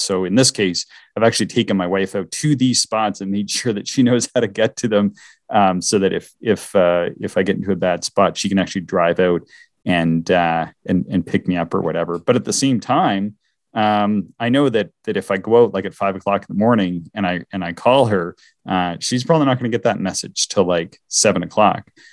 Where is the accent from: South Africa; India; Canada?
Canada; Eastern Canada; moved away; I'm from Eastern Canada